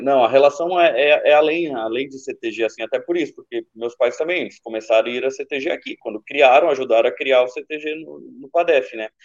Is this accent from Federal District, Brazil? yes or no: yes; Brasília, Federal District, Brazil; de Brasília, gaúcho de onde? De Brasília